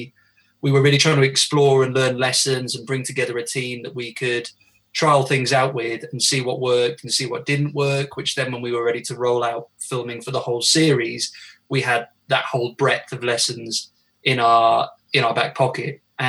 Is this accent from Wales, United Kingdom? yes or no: yes; Wales, United Kingdom; because I know I don't sound it at all, but I am actually Welsh.